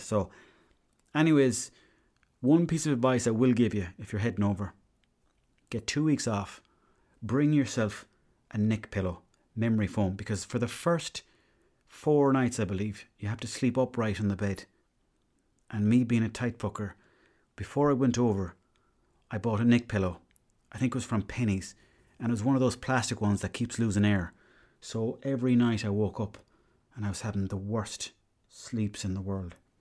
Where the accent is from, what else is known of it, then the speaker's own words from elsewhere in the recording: Ireland; I was from Ireland